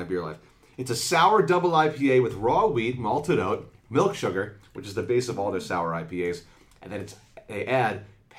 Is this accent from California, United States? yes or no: no; New York, United States; I'm from New York.